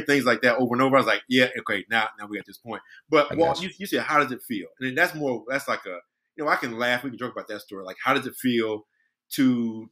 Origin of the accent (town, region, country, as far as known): Brunswick, Georgia, United States; born or raised there; moved away